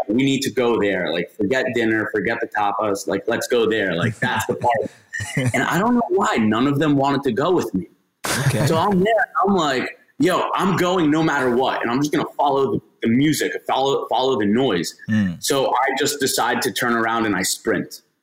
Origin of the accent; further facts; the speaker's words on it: just outside of Miami, South Florida, United States; also born or lived in Gainesville, Florida; I'm from South Florida, so just outside of Miami, uh, like 25 minutes north